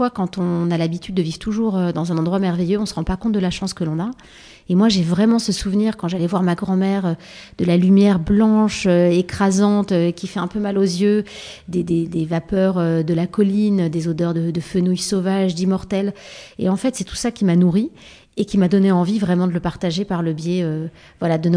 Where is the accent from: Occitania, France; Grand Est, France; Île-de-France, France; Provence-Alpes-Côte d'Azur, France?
Provence-Alpes-Côte d'Azur, France; moi je suis originaire de Provence